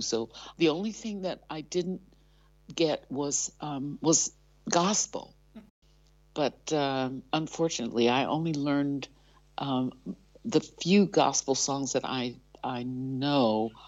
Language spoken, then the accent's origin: English; Ohio, United States; moved away as an adult; now in Netherlands